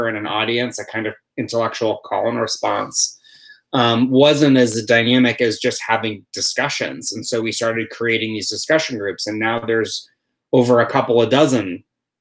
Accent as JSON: {"language": "English", "town": "New York City", "region": "New York", "country": "United States", "tie": "born or raised there", "moved": "yes", "said": "my hometown of New York City"}